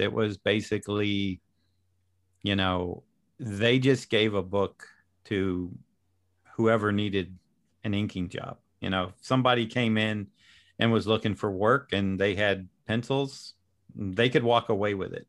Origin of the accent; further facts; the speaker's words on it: Daytona Beach, Florida, United States; also born or lived in Kentucky / Orlando; I was born in Kentucky, but I think my family, after three months, moved to the Daytona area